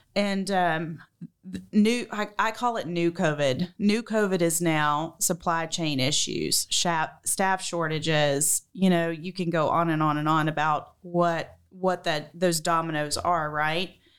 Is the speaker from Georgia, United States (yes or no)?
yes; Macon, Georgia, United States; accent: southern; moved away as an adult; also born or lived in Alabama; So we left Alabama and went to, um, Macon. So I think it was there when I was five, and I was there from five to eighteen